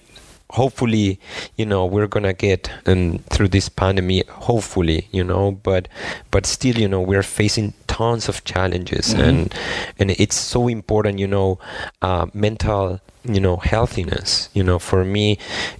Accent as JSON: {"language": "English", "country": "Argentina", "also_born_or_lived": "Spain / San Francisco, United States / Germany", "moved": "as an adult", "said": "I'm originally from Argentina"}